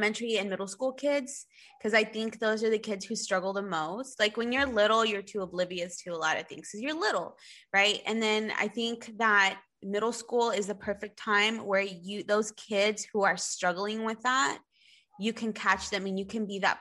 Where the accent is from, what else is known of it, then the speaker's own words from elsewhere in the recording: Spring, Texas, United States; I grew up right here in Spring